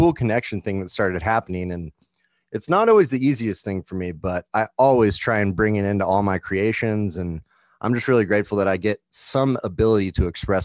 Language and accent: English; Kansas City, United States; now in Denver, United States; I'm from Kansas City, full-time musician in the Denver area